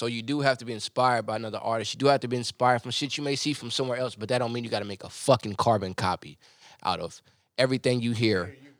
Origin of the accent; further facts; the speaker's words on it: 30 minutes out of Wilmington, North Carolina, United States; now in San Antonio, United States; I'm from North Carolina.